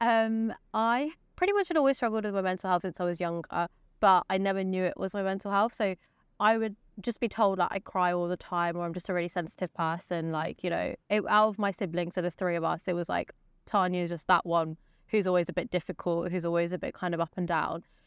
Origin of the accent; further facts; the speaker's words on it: West Sussex, South East England, United Kingdom; I grew up in West Sussex